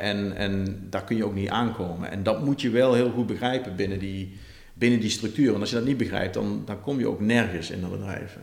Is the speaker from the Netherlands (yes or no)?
yes; Netherlands; also born or lived in Maranello; wij zijn denk ik als Nederlanders vrij nuchter